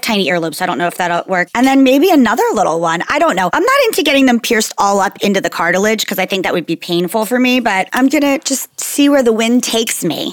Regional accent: New Jersey, United States; I'm a girl from New Jersey in the 80s.

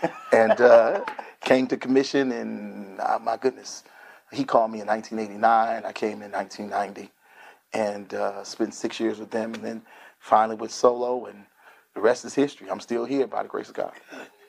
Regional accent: Grand Rapids, Michigan, United States; I grew up in Grand Rapids, Michigan, where Grand Rapids is the second largest city in the state of Michigan.

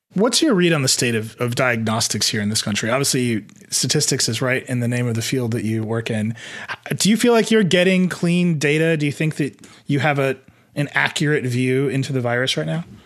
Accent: Midwest, United States; I'm from the Midwest

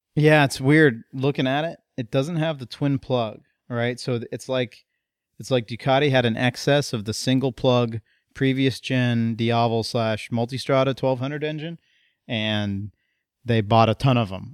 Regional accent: United States; as an American

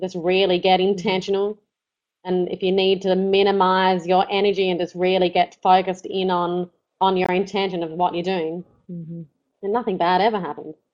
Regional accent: Australia; we're from Australia

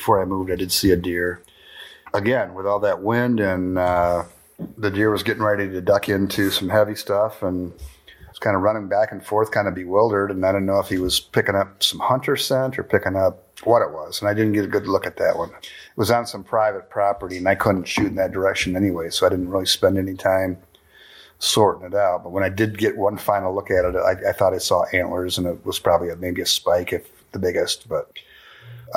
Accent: Grand Haven, Michigan, United States; I said, Grand Haven

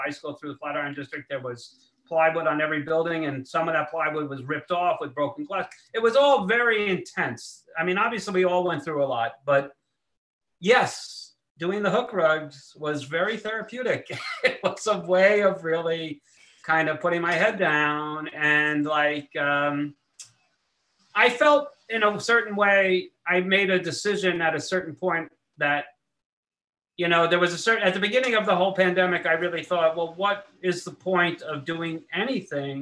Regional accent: New York City, New York, United States; I was born in New York, but I've been living here in Manhattan since the 90s.

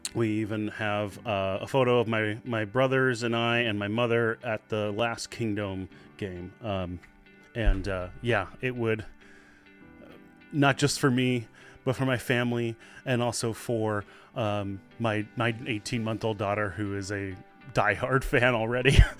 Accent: Seattle, Washington, United States; I was born and raised in the Seattle area, and I still live here.

